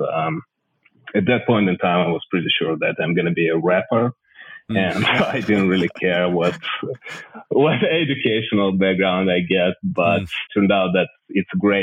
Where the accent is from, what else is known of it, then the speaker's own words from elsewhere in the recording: Odesa, Odesa Oblast, Ukraine; moved away as an adult; I'm originally from Odessa. It's Miami of Ukraine. It's a city on the south of the country on the coast of Black Sea. It's an incredible place to grow up, really